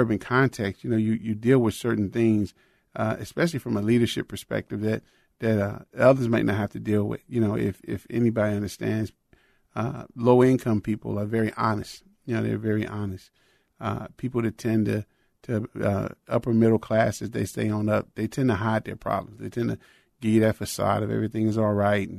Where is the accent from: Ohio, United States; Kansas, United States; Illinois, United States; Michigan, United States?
Illinois, United States; Chicago; moved away as an adult; also born or lived in Florida / Texas; I was raised in Chicago, Illinois